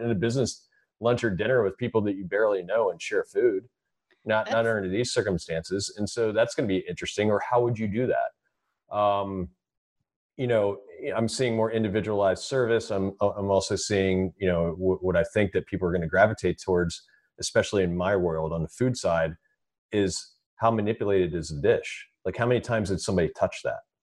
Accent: Frederick, Maryland, United States; go back to my hometown and open this restaurant.

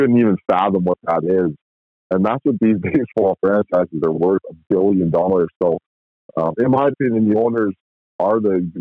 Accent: Edmonton, Alberta, Canada; also born or lived in Nanaimo; I'm from Edmonton

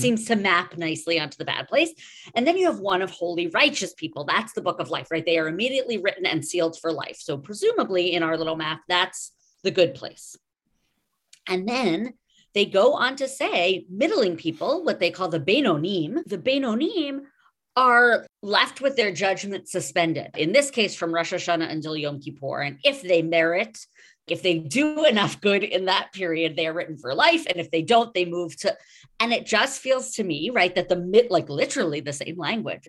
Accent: New York, United States; now in Los Angeles, United States; I am a New Yorker and a New Yorker of the eighties generation

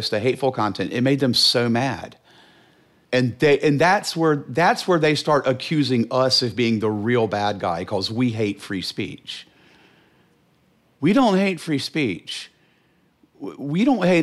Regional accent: Charlotte, North Carolina, United States; I grew up in Charlotte

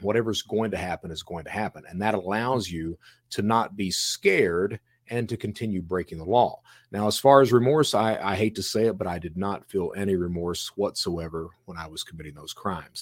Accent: Eastern Kentucky, United States; also born or lived in Florida; now in Alabama, United States; I'm from Eastern Kentucky

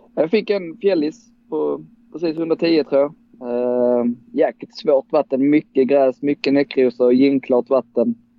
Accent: Dalby, Skåne, Sweden; also born or lived in Gothenburg; jag är faktiskt född i Göteborg men vi flyttade snabbt ner till Skåne igen eh, där mamma är från. Eh, och bosatte oss då i Dalby

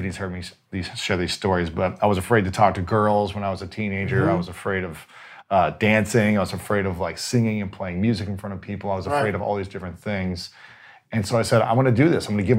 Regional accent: Ohio, United States; I'm from Ohio.

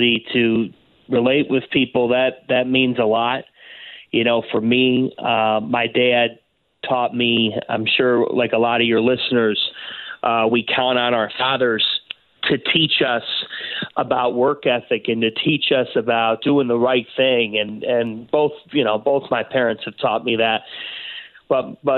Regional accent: Cleveland, Ohio, United States; I grew up in Cleveland, and you grow up living, breathing, dying Cleveland sports there

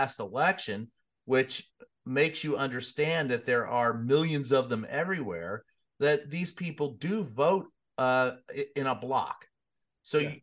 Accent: the South, United States; I grew up in the South

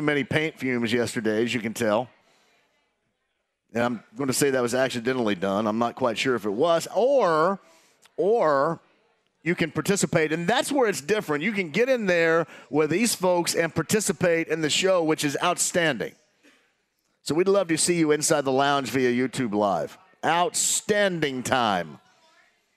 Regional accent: Southern Indiana, United States; I'm from Southern Indiana. I can say Skull and get away with it.

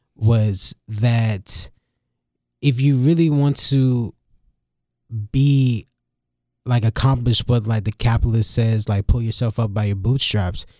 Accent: Durham, North Carolina, United States; I'm from Durham

